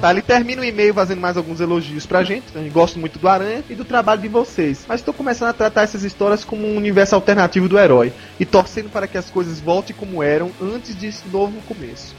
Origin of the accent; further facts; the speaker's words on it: Pernambuco, Brazil; now in São Paulo, Brazil; Nasci em Pernambuco, mas também vim pra São Paulo.